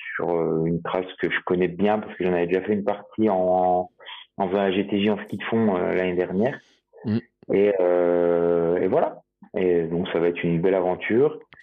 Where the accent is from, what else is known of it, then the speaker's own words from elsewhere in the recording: Jura, Bourgogne-Franche-Comté, France; en tant que jurassien euh, pure souche euh, qui le revendique